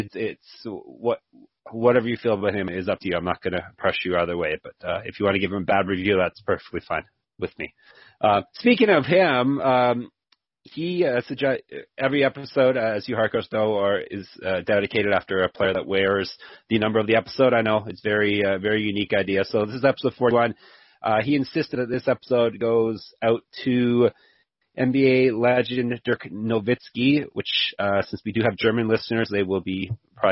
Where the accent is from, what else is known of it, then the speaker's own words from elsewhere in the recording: Canada; I'm Canadian